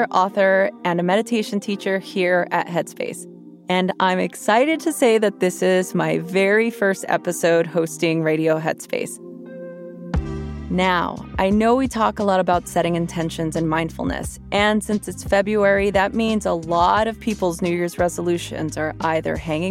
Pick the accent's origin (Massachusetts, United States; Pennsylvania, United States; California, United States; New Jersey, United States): California, United States; Los Angeles; I grew up in East Los Angeles